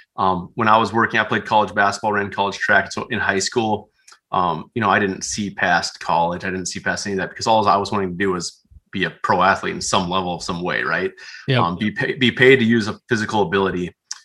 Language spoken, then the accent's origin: English; South Dakota, United States; I grew up out in Western South Dakota, Central and Western South Dakota.